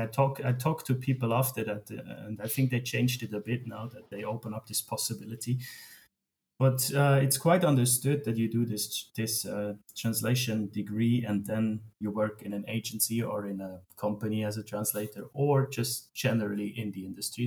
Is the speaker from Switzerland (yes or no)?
yes; Switzerland; I grew up in Switzerland, and we have an amazing education system